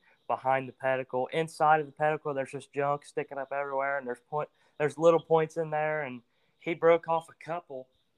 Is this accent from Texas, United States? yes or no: no; Ross County, Ohio, United States; I'm from Ross County, Ohio, and I'm 17.